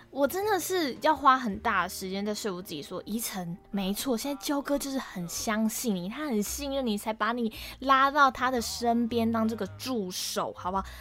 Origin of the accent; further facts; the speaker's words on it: Kaohsiung, Taiwan; moved away as an adult; also born or lived in Banqiao; 我是读板桥的台艺大嘛，那因为我是高雄人的关系